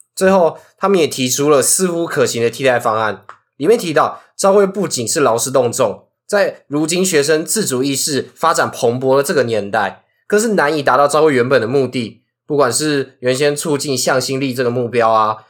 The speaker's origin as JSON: {"language": "Chinese", "region": "Hsinchu County", "country": "Taiwan", "said": "我是新竹人，可是我是竹东高中"}